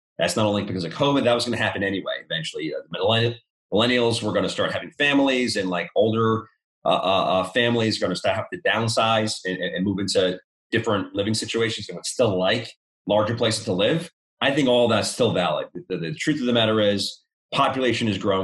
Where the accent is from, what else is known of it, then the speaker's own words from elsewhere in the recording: New York, United States; moved away as an adult; now in Charlotte, United States; I'm from New York.